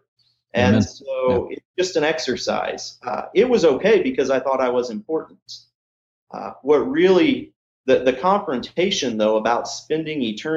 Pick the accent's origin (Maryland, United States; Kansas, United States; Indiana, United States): Kansas, United States; moved away as an adult; also born or lived in Illinois; now in Lawrence, Kansas, United States; we didn't grow up in, Lawrence, but we grew up in Kansas